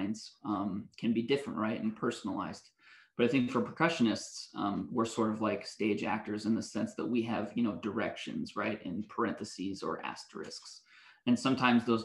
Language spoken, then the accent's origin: English; West Coast, United States; moved away; also born or lived in Canada; I grew up on the West Coast and I went to school in Canada.